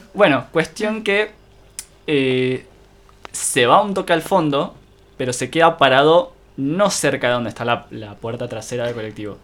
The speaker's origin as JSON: {"language": "Spanish", "town": "General Rodríguez", "region": "Buenos Aires Province", "country": "Argentina", "tie": "born or raised there", "said": "no soy oriundo de Rodríguez, pero la crianza"}